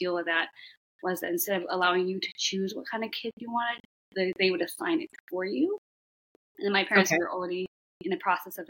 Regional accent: Shanghai, China; born there; I was born in Shanghai, China

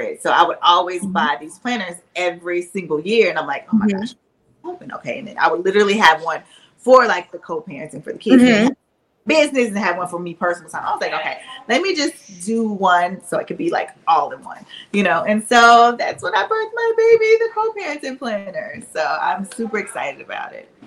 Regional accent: Shreveport, Louisiana, United States; now in Atlanta, United States; my hometown shreveport

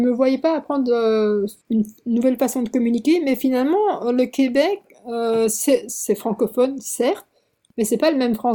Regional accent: South Korea; moved away; Alors, c'est que moi, je suis partie de Corée en, juin 2006. Euh, pas parce que je n'aimais pas la Corée.

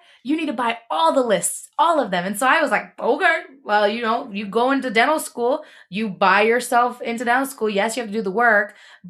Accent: Philippines; I'm like, well, I'm Filipino. This works out.

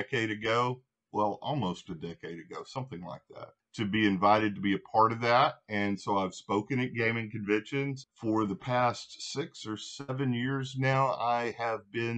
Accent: Louisiana, United States; now in Nashville, United States; Originally, I am from Louisiana. I reside now in Nashville, Tennessee

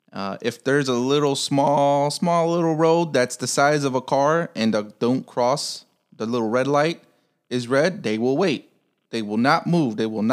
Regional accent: Chicago, Illinois, United States; moved away; I'm from Chicago

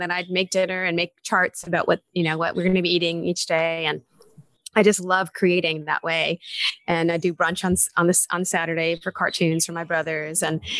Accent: Texas, United States; Born and raised in Texas.

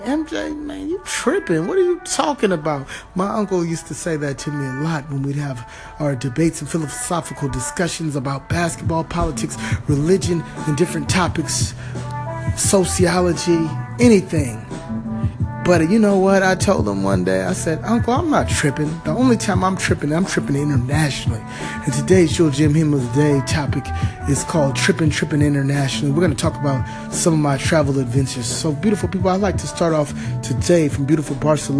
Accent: California, United States; moved away; outside of my home country in California

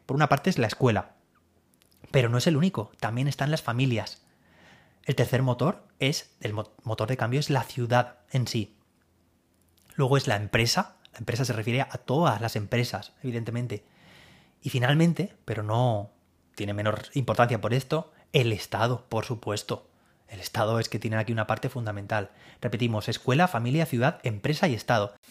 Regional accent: Alicante, Valencian Community, Spain; Yo soy de Alicante

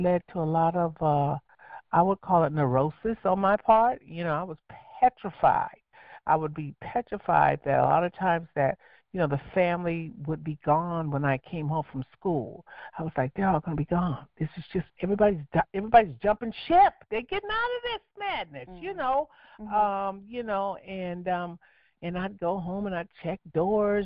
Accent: Los Angeles, California, United States; I'm from Los Angeles

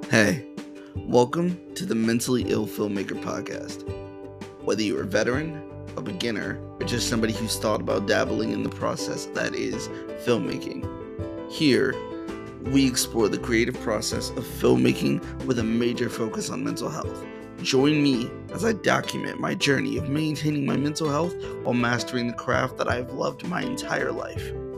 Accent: Boston, Massachusetts, United States; moved away as an adult; also born or lived in New Jersey; now in Springfield, United States; I was born and raised in Boston, Massachusetts

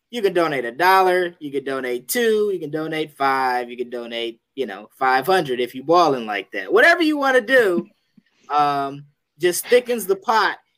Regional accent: New Jersey, United States; born and raised in New Jersey.

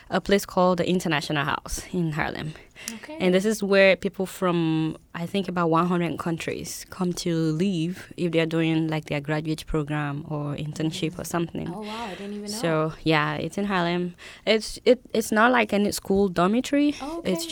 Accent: Nigeria; now in United States; I'm from Nigeria

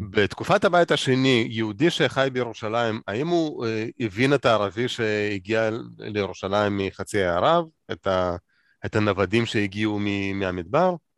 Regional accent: Moldova; moved away; אני גדלתי במולדובה.

